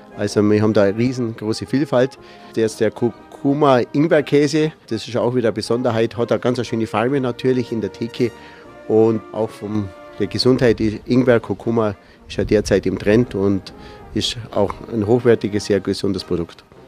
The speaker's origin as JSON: {"language": "German", "area": "a village in the region near Rottenbuch", "region": "Bavaria", "country": "Germany", "tie": "born or raised there", "said": "Man ist halt hier aufgewachsen im Dorf"}